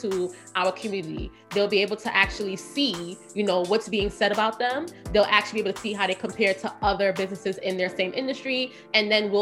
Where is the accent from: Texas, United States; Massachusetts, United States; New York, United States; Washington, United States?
New York, United States; New York City; I'm from Brooklyn, grew up, Flatbush born and raised.